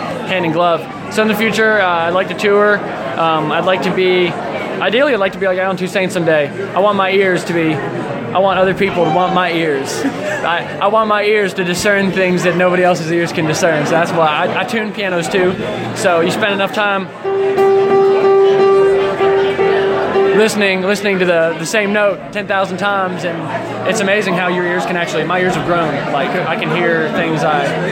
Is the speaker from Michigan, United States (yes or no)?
no; Maryland, United States; also born or lived in West Virginia; now in Fairmont, United States; I'm from West Virginia, Maryland originally, but I live in Fairmont now.